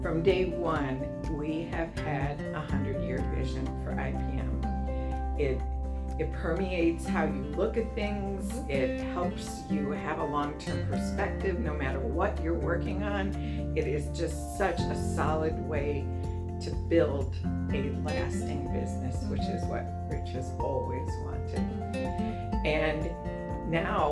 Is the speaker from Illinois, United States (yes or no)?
yes; Belleville, Illinois, United States; I grew up in Belleville, Illinois, which is right across the Mississippi River from St. Louis, in a small town